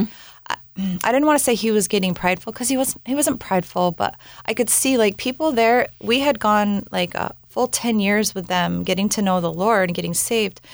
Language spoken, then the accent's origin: English; Bellingham, Washington, United States; moved away as an adult; also born or lived in Southern California / New Zealand; we ended up moving back up to my hometown in Bellingham, Washington